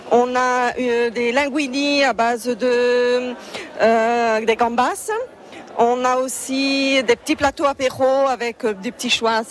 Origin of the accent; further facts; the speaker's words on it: Réunion; moved away; les spécialités de la Réunion, puisque je suis réunionnaise.